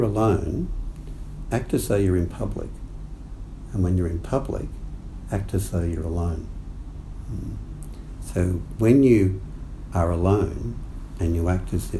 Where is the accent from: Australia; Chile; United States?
Australia; growing up in Australia